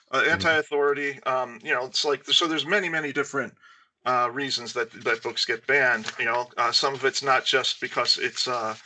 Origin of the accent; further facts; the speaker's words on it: United States; our country is young